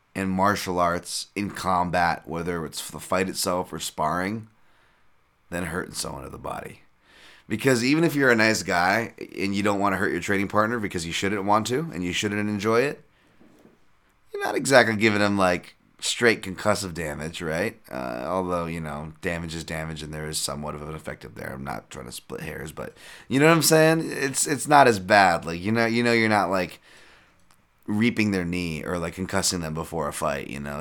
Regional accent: Hawaii, United States; we're from Hawaii

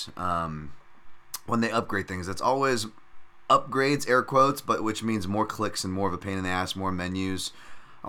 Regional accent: United States; I'm already American

